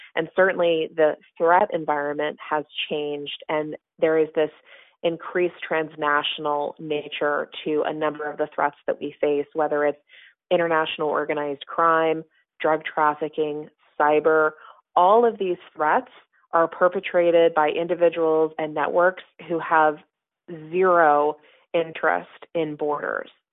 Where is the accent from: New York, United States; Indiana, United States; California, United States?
California, United States; Southern; moved away as an adult; now in Washington, United States; as a kid growing up in Southern California